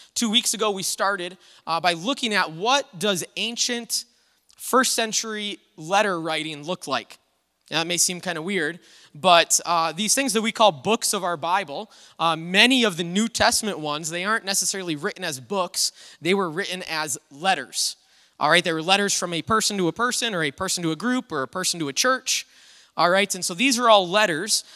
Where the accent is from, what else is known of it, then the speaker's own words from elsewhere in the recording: United States; this freedom that we have as Americans in our country.